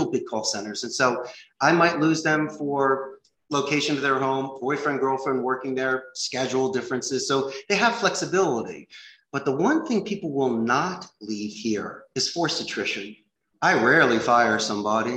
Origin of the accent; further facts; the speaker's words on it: Philadelphia, Pennsylvania, United States; moved away as an adult; also born or lived in Arizona; now in Costa Rica; I'm from Philadelphia